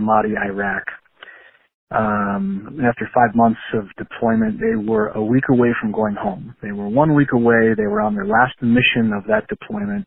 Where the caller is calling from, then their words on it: Wisconsin, United States; I'm calling from Wisconsin.